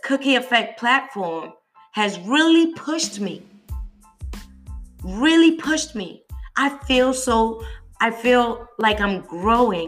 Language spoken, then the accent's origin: English; United Kingdom; now in United States; I'm a Brit, I'm British, but I'm currently living in the States